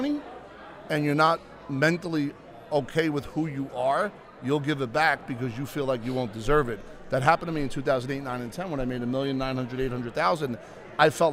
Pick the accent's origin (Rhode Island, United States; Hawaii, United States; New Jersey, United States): New Jersey, United States; Bayonne; I grew up in Bayonne, 75,000 people, 3 miles